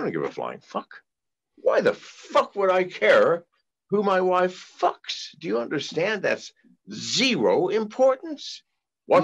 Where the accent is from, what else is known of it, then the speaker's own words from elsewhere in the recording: Tennessee, United States; Because listen, I'm from Tennessee. God damn, I never seen anything like this country.